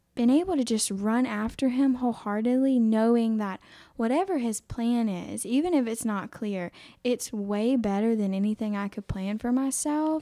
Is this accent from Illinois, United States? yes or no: no; Aiken, South Carolina, United States; I am from Aiken, South Carolina